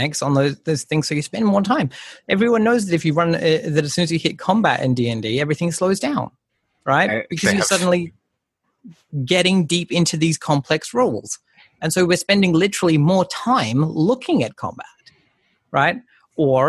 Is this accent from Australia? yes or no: yes; Darwin, Northern Territory, Australia; I was born in Darwin